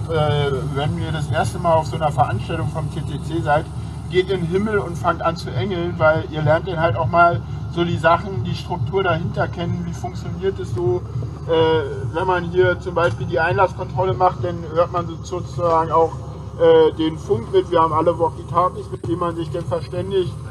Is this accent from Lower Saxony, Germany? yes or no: no; Berlin, Germany; Aber vielleicht komme ich auch aus Berlin